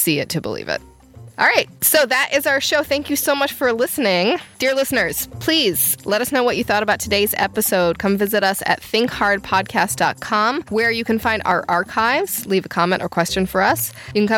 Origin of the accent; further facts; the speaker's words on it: Chicago, Illinois, United States; I grew up in the Chicago area